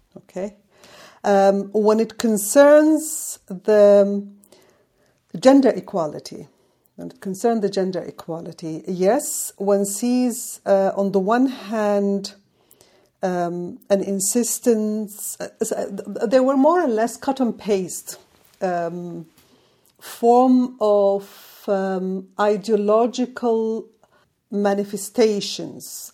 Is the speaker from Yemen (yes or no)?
yes; Yemen; moved away; my home country